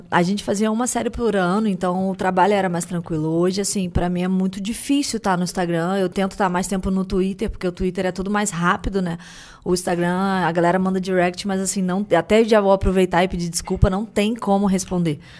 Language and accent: Portuguese; Rio de Janeiro, Brazil; Sou do Rio.